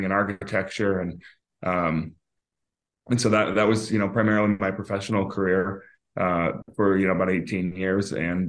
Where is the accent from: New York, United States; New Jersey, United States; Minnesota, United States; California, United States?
New York, United States; Syracuse; moved away as an adult; also born or lived in Fairfax, Virginia; now in Northern Virginia, United States; I was born in Inova, Fairfax. I grew up here until I was about six. I moved to upstate New York, just outside of Syracuse, for 16 years